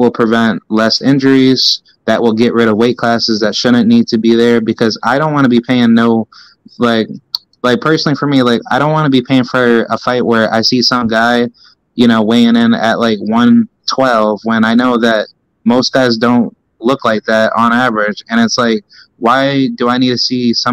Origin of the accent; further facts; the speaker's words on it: Albany, New York, United States; also born or lived in Clifton Park, New York; I'm from Albany, but I went to school up in Clifton Park, up in the Saratoga region